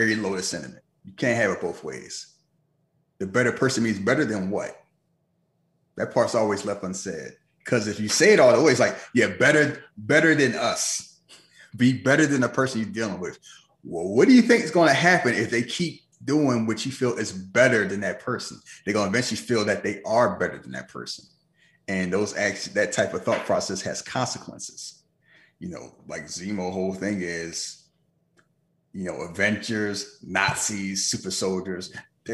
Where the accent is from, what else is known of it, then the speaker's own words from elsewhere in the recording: United States; as an American